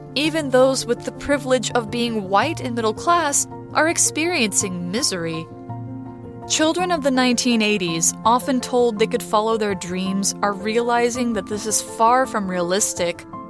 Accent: United States; as an American

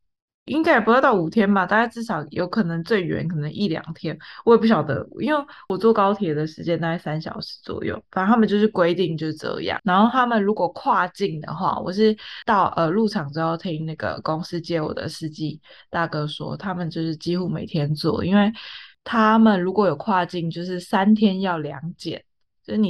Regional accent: Taiwan; now in China; 但是像我们是台湾过来的。呃，员工的话就会比较不一样，就是因为我们礼拜六是算台湾的加班费

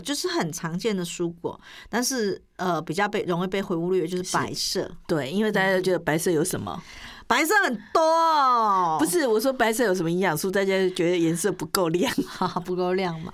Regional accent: Taiwan; 我们台湾人又爱美

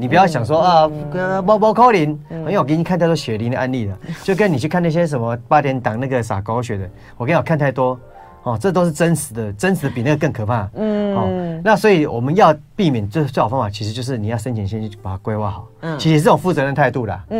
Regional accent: Taiwan; 我们台湾人就是这样子，

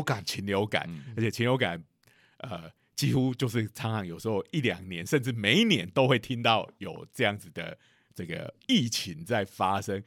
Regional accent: Taiwan; 不是只有我们台湾人喜欢洗东西

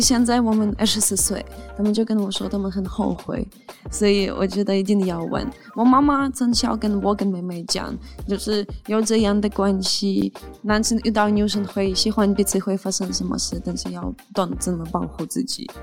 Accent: Ukraine; Chinese is a second language; moved away as an adult; now in Taiwan; 我从小到大，从来没看过有外国人来乌克兰，因为乌克兰只有一个民族

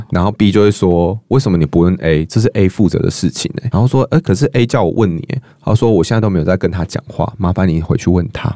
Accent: central Taiwan, Taiwan; 尤其是我是中部人啦

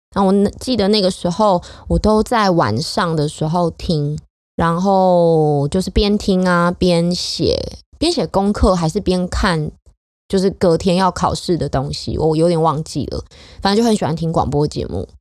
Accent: Hsinchu, Taiwan; 我的家乡就在新竹

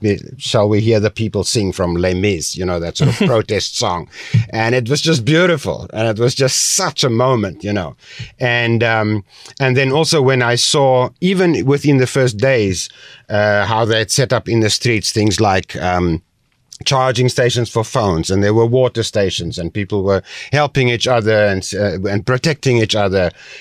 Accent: South Africa; now in Taiwan; I come from South Africa. I'm a white Afrikaner male.

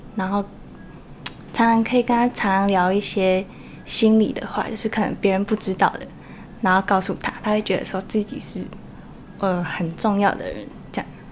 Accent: Taoyuan, Taiwan; also born or lived in Shengang, Changhua; 在小一的时候回来，所以基本上也是一桃园为主

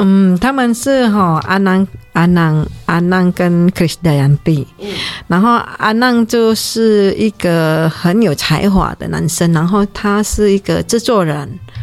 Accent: Indonesia; now in Taiwan; 因为我印尼人啊，就有一些就搬到屏东的大埔。

